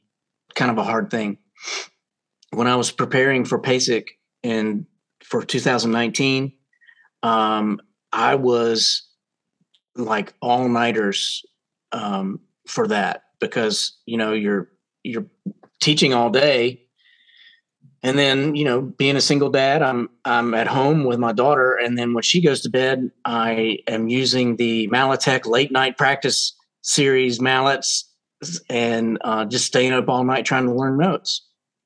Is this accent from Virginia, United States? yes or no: yes; Roanoke, Virginia, United States; I grew up in Roanoke, Virginia, which is Southwest Virginia